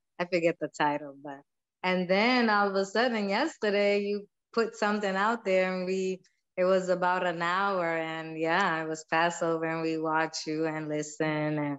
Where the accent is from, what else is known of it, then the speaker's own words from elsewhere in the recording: Cape Verde; I'm Kay Verdian. I'm not American. It's on the off the west coast of Africa